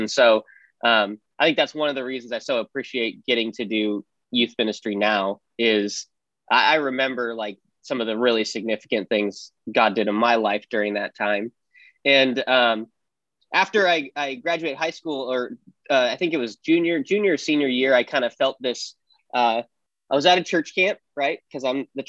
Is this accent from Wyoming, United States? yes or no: yes; Wyoming, United States; I grew up in Wyoming, in a big town for Wyoming, small town for everywhere else